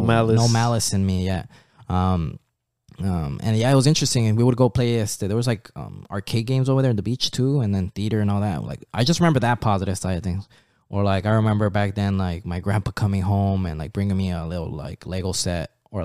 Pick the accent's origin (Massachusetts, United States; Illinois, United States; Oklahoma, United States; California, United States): California, United States; Anaheim; since then I've been here in the United States, growing up in Anaheim, Placencia, like that area.